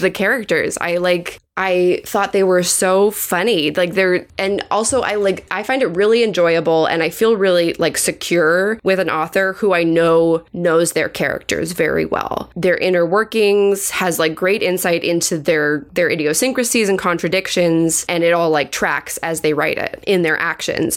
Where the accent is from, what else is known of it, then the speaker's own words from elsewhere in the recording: United States; we as Americans